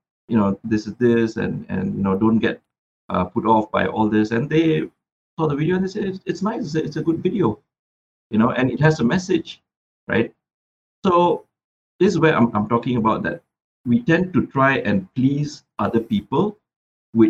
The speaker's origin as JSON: {"language": "English", "town": "Butterworth", "region": "Penang", "country": "Malaysia", "tie": "born or raised there", "moved": "yes", "said": "I was in my hometown, Butterworth, for a long period of time"}